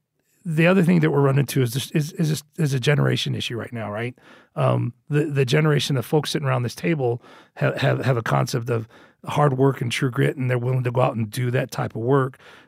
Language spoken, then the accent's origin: English; Colorado, United States; I'm from Colorado. Grew up and was born and raised in Colorado, and I went to McAllen, Texas.